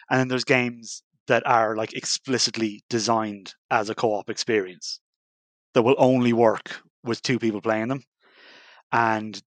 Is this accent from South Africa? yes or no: no; Ireland; we're a group of straight white men with beards. Yeah. No, our edge is that we're Irish